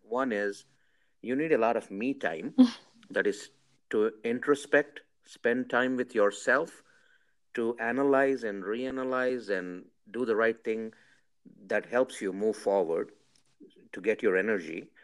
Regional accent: India; I'm from India

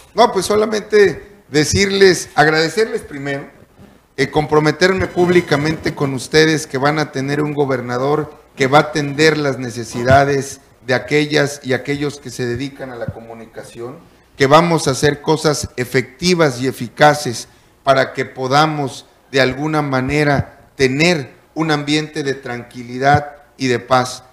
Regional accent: Tlacolula de Matamoros, Oaxaca, Mexico; also born or lived in Zapata de Madero, Yautepec, Oaxaca; yo nací o viví desde los ocho meses en Tlacolula

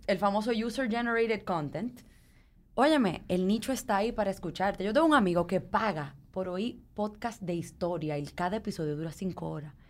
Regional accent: Dominican Republic; nosotros tenemos la mala maña a veces como dominicanos

